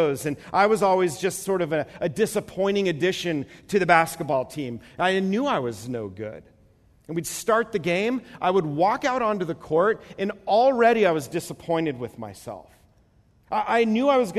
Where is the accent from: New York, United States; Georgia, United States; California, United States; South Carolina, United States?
New York, United States; moved away; I'm from the East Coast, and so PE in New York is gym class.